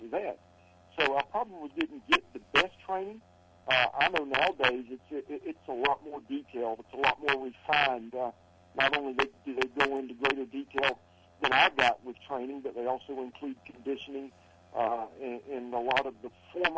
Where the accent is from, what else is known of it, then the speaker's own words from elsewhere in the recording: Columbia, South Carolina, United States; my hometown of Columbia, South Carolina